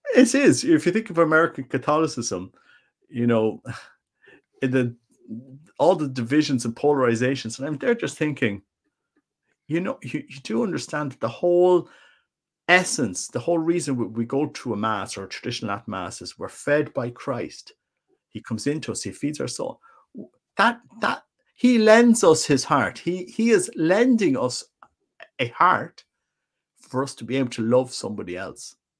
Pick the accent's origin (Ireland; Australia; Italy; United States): Ireland; I'm just an Irish guy